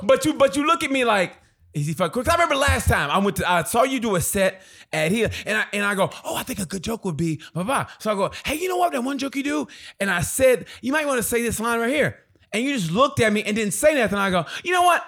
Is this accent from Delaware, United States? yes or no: no; Oklahoma, United States; moved away as an adult; also born or lived in Kansas City / Chicago / Dallas / Los Angeles; I grew up in Oklahoma